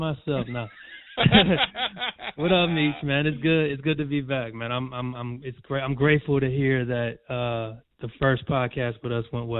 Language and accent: English; Cincinnati, Ohio, United States; moved away; I'm very happy to be back in my hometown